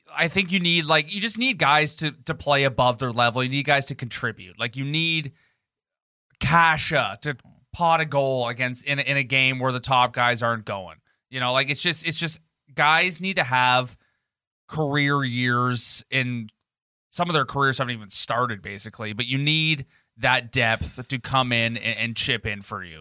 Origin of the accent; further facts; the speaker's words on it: Canada; as Canadian as we are